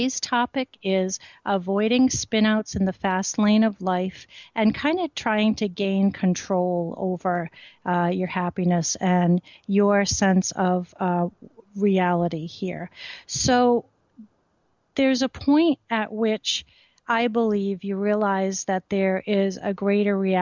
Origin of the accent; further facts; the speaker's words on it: Rhode Island, United States; I grew up in Rhode Island and used to go to Goddard Park